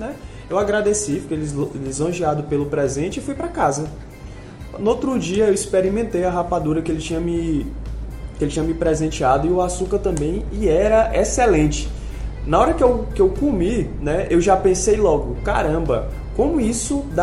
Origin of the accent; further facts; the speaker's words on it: Maranhão, Brazil; Mas eu que sou do Maranhão e logo que cheguei aqui percebi a garra do povo piauiense